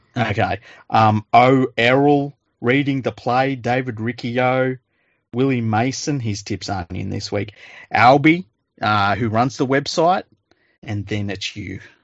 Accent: Australia; as an Australian

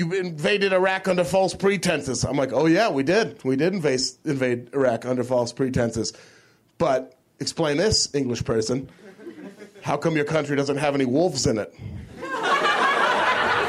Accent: Portland, Oregon, United States; I'm from Portland, Oregon

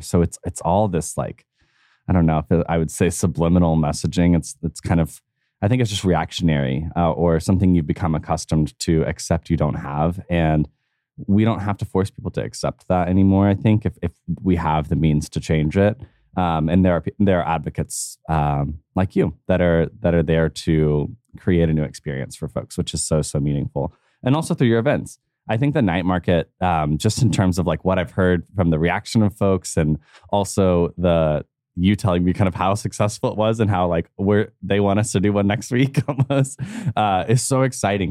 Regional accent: United States; me as an American

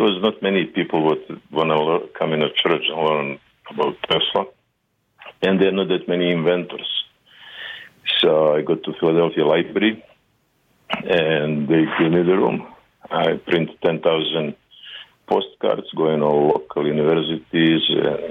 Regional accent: Serbia; English is a second language; moved away as an adult; also born or lived in Croatia; I'm Serbian, also from Croatia, so we relocate. When I was 6 years old, we relocated from Croatia to Serbia

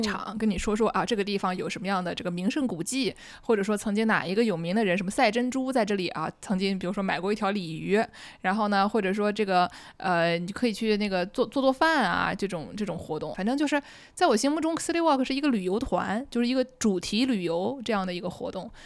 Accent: Nanjing, Jiangsu, China; accent: Nanjing dialect; 很难不讲南京话，因为我们俩现在都在南京一起录音

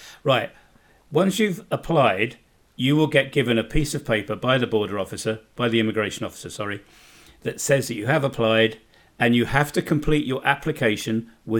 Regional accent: United Kingdom; moved away as an adult; now in Bosnia and Herzegovina; being a Brit

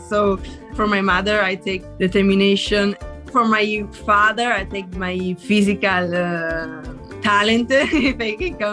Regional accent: Italy; from Italy

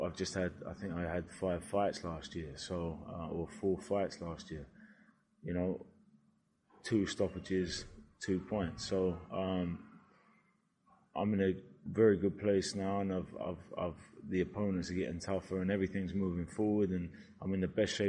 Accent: Brighton, South East England, United Kingdom; Brighton, my hometown

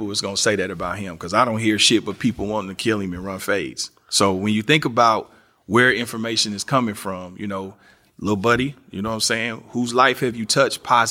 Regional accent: Kansas City, Missouri, United States; my city, Kansas City

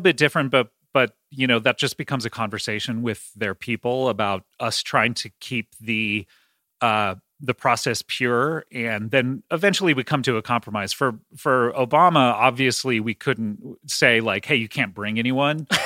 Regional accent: Los Angeles, California, United States; I grew up in Los Angeles

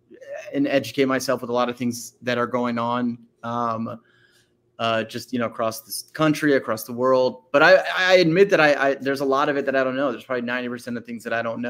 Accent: Arlington, Virginia, United States; also born or lived in Washington, District of Columbia, United States / Alexandria, Virginia; I grew up all the way through high school in Northern Virginia. First in the city of Arlington, and then I went to high school in Alexandria

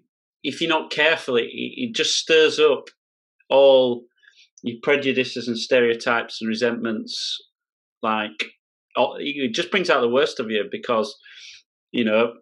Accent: Yorkshire and the Humber, United Kingdom; I grew up in Yorkshire in the 80s

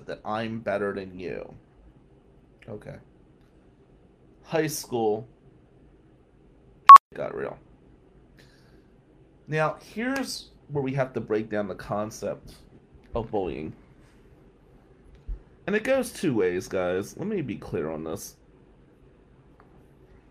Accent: Atlantic City, New Jersey, United States; moved away as an adult; also born or lived in Lansing, Michigan; now in Michigan, United States; growing up in Ducktown in the 90s as the only white kid in our neighborhood

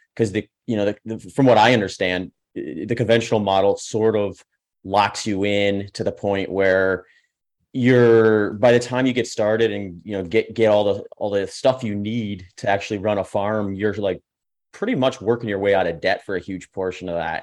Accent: Midwest, United States; I grew up in the Midwest and actually worked on a couple farms

